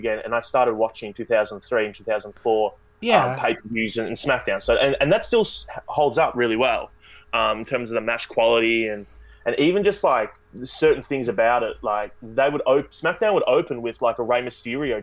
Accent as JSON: {"language": "English", "country": "Australia", "said": "I'm Australian"}